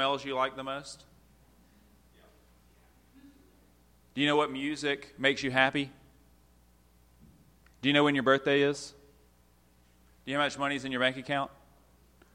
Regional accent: United States; As an American

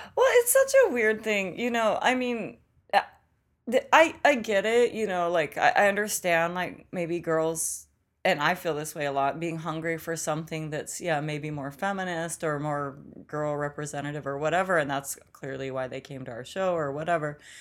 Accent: Olympia, Washington, United States; moved away as an adult; also born or lived in New York; now in Los Angeles, United States; growing up in Olympia

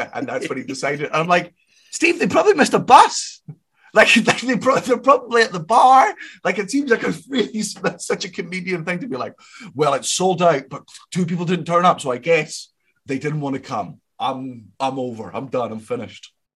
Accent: Scotland, United Kingdom; I'm Scottish

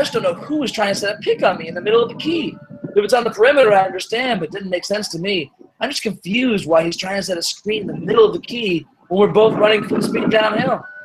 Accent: Cleveland, Ohio, United States; I'm from Cleveland.

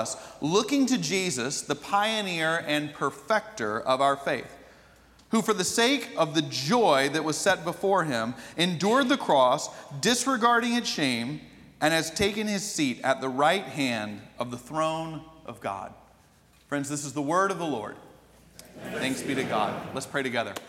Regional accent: Atlanta, Georgia, United States; growing up in Atlanta

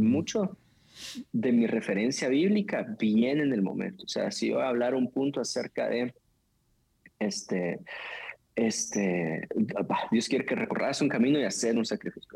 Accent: Guatemala

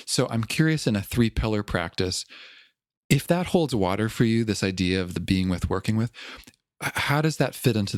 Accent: Toronto, Ontario, Canada; accent: Toronto; moved away; I grew up in Toronto.

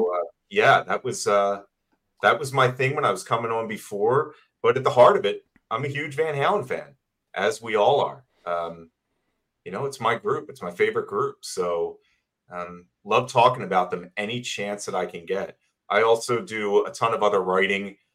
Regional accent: Philadelphia, Pennsylvania, United States; now in Boston, United States; I'm originally from Philadelphia

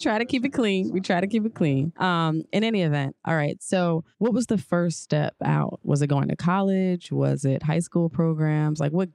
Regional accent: New Jersey, United States; So I grew up in Jersey, and for all intents and purposes, the suburbs, right? So close to New York

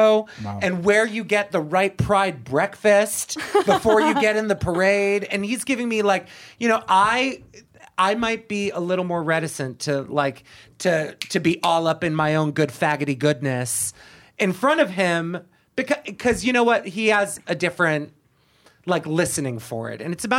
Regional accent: Boston, Massachusetts, United States; because, again, we're from Boston and we're assholes.

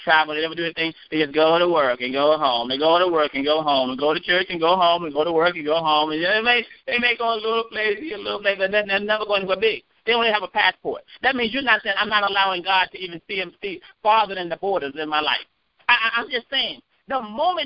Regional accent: North Carolina, United States; I'm from North Carolina.

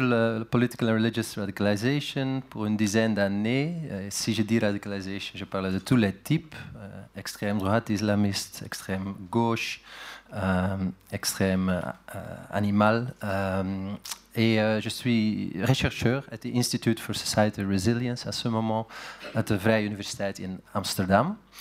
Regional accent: Flanders, Belgium; French is a second language; now in Netherlands; je suis né en Belgique, en Flandre

